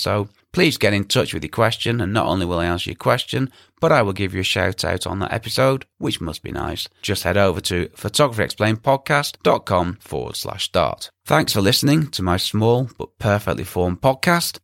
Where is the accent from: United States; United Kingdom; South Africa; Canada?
United Kingdom; England; me being English